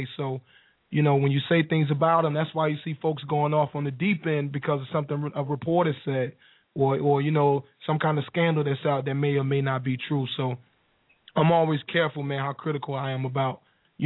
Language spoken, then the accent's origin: English; North Carolina, United States; also born or lived in New Jersey; I'm from North Carolina. Used to live in New Jersey.